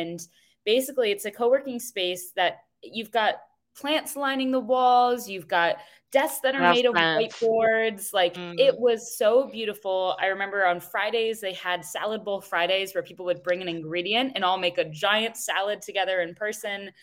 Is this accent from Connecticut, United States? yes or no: yes; Connecticut, United States; I grew up in Connecticut